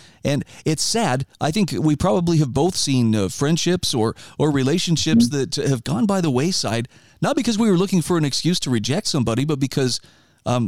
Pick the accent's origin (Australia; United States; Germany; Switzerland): United States; Idaho; my home state of Idaho